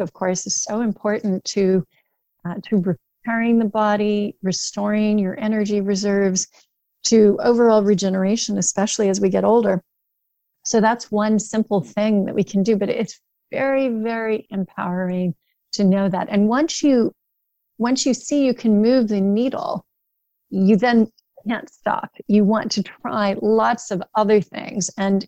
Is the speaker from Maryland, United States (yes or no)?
no; Indianapolis, Indiana, United States; born there; I was born actually in Indianapolis, and my grandparents were very much Hoosiers of many generations.